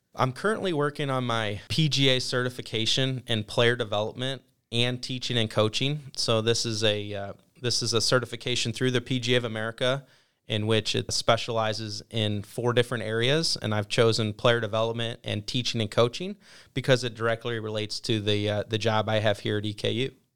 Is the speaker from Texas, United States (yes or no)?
no; Perrysburg, Ohio, United States; moved away as an adult; also born or lived in Fayetteville, North Carolina; I grew up in a town called Perrysburg, Ohio. It's in the northwest part of the state near Toledo, and lived there for my first eighteen years.